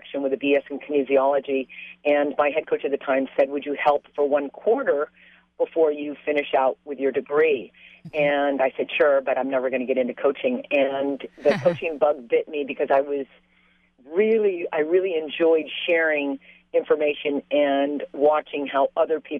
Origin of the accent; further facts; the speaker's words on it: San Clemente, California, United States; I grew up in San Clemente, and I'm a product of a military father